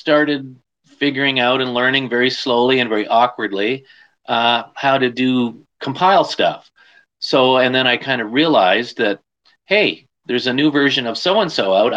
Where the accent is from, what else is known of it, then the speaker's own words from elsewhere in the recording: Canada; I'm Canadian